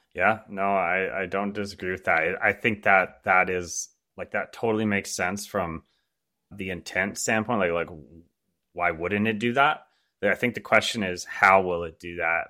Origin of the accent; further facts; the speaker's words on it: Canada; I'm born and raised in Canada